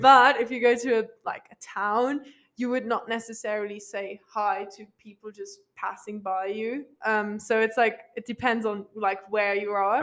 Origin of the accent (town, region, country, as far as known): Luxembourg; English is a second language; moved away as an adult; now in Flagstaff, United States